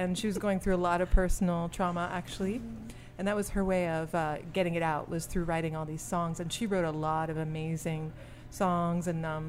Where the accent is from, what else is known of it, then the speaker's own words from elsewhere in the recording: Belgium; born there; also born or lived in Singapore / Chicago, United States; Well, I'm a hybrid. I was born in Belgium. I lived in Singapore 9 years, but my mom's American, so we moved back to Belgium, then we moved to Chicago.